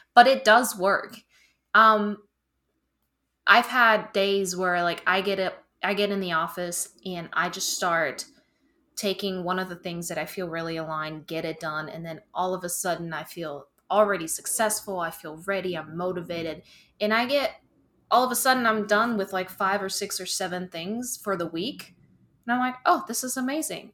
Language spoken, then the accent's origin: English; Germany; moved away as an adult; now in South Carolina, United States; I'm originally from Germany. I moved in twenty seventeen, so it's been six years in the upstate of South Carolina